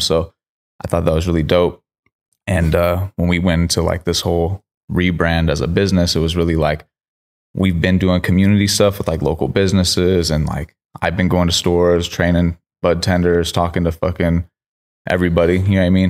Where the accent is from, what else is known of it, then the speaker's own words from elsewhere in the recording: Sacramento, California, United States; also born or lived in Miami; I grew up in Sacramento